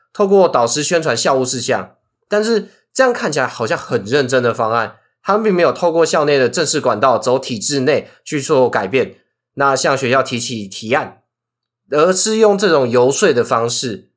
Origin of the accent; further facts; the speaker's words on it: Hsinchu County, Taiwan; 我是新竹人，可是我是竹东高中